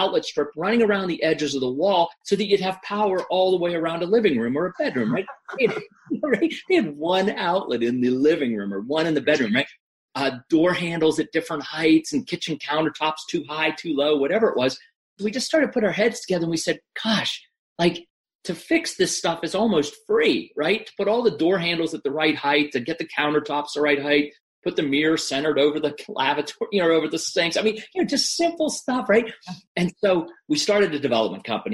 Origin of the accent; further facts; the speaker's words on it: Western Pennsylvania, United States; moved away as an adult; also born or lived in Washington, D.C. area / Nicaragua; now in Shepherdstown, United States; I grew up in Western Pennsylvania, north of Pittsburgh